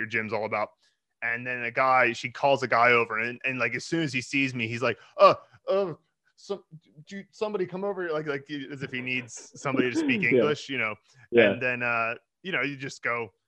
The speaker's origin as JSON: {"language": "English", "country": "United States", "moved": "as an adult", "lives_now": "China", "said": "I'm from America"}